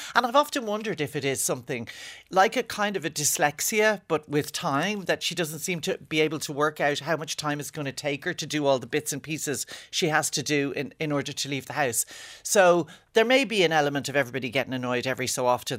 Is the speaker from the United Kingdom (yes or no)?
no; Ireland; as an Irish person married to an English person